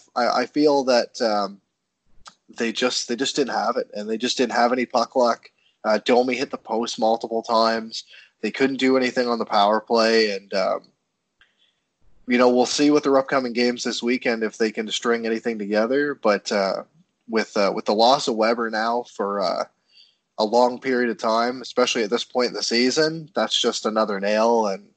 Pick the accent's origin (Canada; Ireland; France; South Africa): Canada; Moncton, New Brunswick; moved away; it's my hometown